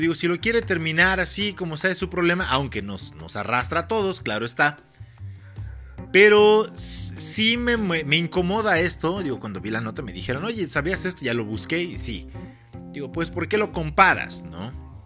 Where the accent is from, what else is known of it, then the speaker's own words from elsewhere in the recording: Mexico; yo sí soy muy mexicano